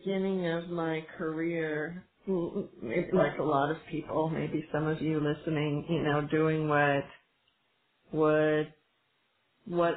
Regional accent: California, United States; also born or lived in Northern Israel; now in Israel; I'm from California

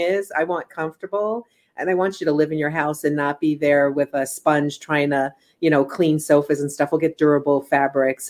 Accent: East Coast, United States; now in California, United States; I'm originally from the East Coast, so I just remember most homes like my mom's or my aunt's or my cousin's

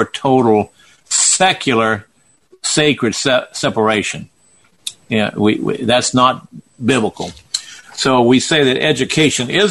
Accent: the South, United States; I'm from the South.

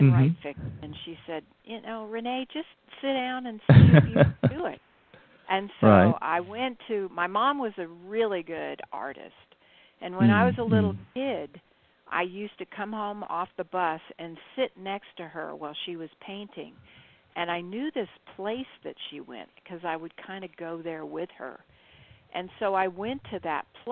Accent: Central California, United States; moved away as an adult; also born or lived in Fullerton, California; now in Ashland, United States; I was born in Central California

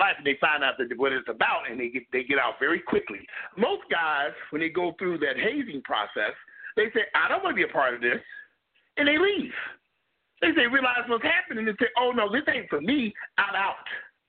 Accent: Gary, Indiana, United States; but I'm 50 years of age. I grew up in Gary, Indiana. Gary, Indiana was a steel mill town located outside.

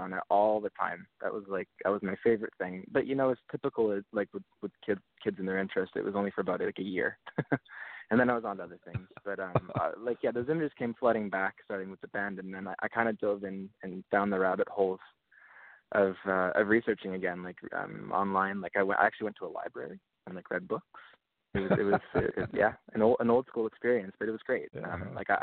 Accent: Canada; being Canadian, it's difficult to get visas to play down there.

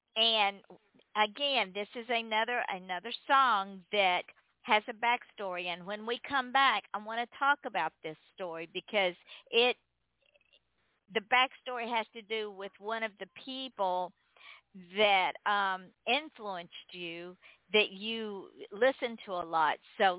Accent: the South, United States; I'm from the South

